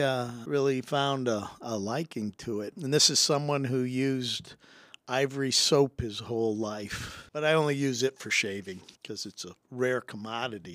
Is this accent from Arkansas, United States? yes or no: no; Rock Island, Illinois, United States; moved away as an adult; also born or lived in Purdue (Indiana) / Pasadena, California; I was selected from Rocky